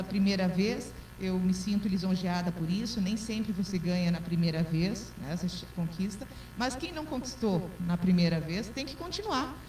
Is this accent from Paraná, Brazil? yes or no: yes; Campina da Lagoa, Paraná, Brazil; also born or lived in Diamante do Oeste; now in Cascavel, Brazil; eu sou natural de Campina da Lagoa, próximo daqui também